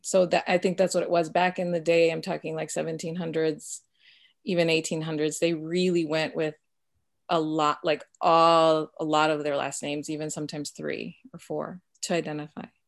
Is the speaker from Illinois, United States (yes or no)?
yes; Chicago suburbs, Illinois, United States; first language Spanish; English is a second language; we moved from Chicago at the age of six